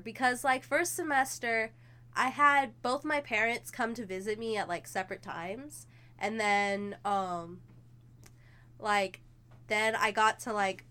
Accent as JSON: {"language": "English", "town": "Fort Worth", "region": "Texas", "country": "United States", "moved": "as an adult", "said": "I'm from Texas"}